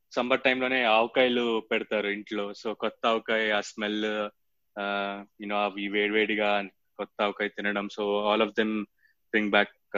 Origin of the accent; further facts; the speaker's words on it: Hyderabad, Telangana, India; also born or lived in Vijayawada; నేనంటే ఒక four years బయట హైదరాబాద్ నుంచి బయట ఉన్నా కాబట్టి విజయవాడలో